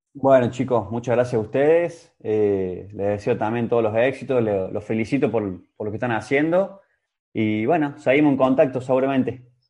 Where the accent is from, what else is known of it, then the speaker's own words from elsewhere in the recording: Córdoba, Argentina; moved away; also born or lived in Romania; Yo soy cordobés, pero también soy siestero